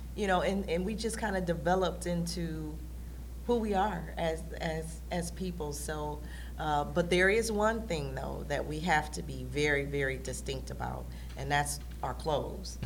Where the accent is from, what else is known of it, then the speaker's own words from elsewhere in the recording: Detroit, Michigan, United States; we were on the northwest side of Detroit